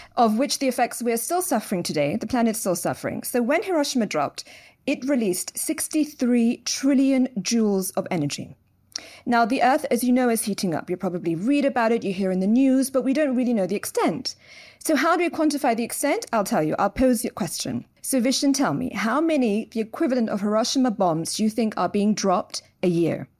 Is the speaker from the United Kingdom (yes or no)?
yes; London, United Kingdom; moved away as an adult; now in Dubai, United Arab Emirates; born and raised in London. I'm actually third generation British, so my parents were also raised in London.